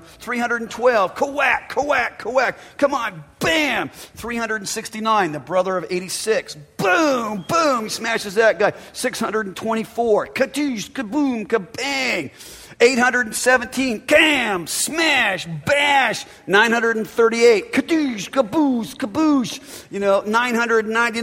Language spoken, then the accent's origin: English; United States; I'm an American and an Italian